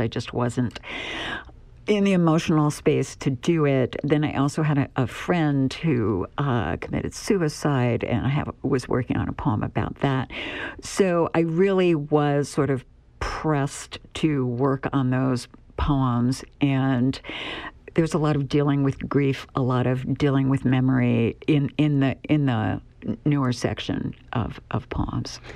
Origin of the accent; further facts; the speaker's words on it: Pennsylvania, United States; also born or lived in Southwest Virginia; now in Nebraska, United States; I'm originally from Pennsylvania and before I moved to Nebraska, I lived in Southwest Virginia